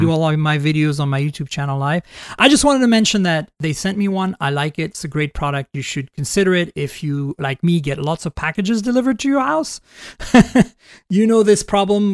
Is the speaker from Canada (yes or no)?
yes; Canada; first language French; English is a second language; I'm Canadian, too